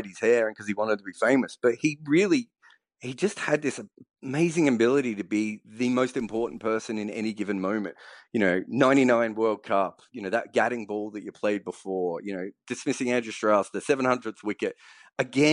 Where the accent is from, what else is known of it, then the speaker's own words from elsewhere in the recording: Melbourne, Victoria, Australia; I grew up in Melbourne.